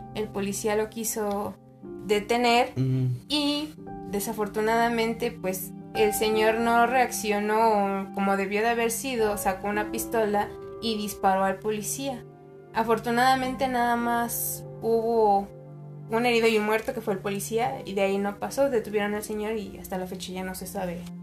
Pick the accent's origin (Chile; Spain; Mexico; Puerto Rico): Mexico; also born or lived in Mexico City; como buen mexicano